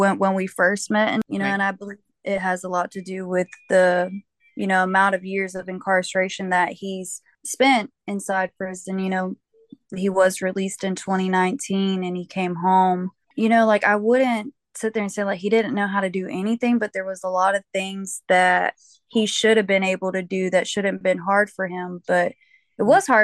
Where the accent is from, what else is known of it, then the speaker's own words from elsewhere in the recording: Georgia, United States; I'm from Georgia. I was born here, raised here, pretty much lived here my whole entire life